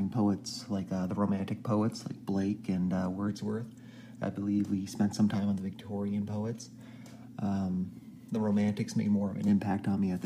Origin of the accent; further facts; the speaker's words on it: Canada; I'm Canadian